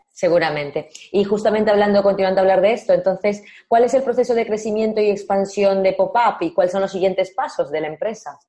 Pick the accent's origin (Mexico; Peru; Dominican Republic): Peru; que soy peruana